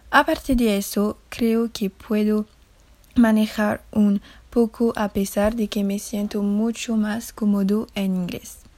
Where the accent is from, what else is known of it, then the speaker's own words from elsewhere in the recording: France; Spanish is a second language; soy francesa, tengo 15 años y soy estudiante de secundaria.